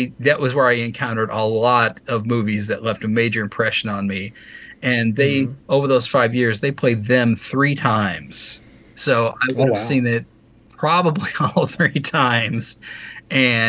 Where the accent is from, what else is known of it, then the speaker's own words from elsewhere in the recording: Louisville, Kentucky, United States; I grew up in Louisville, Kentucky